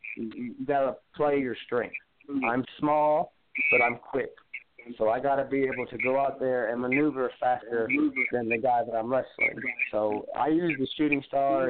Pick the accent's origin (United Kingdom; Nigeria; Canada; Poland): Canada; south of Toronto, Ontario; I come from the Canadian Republic headquarters, which is a little, I'd say, about an hour and a half south of Toronto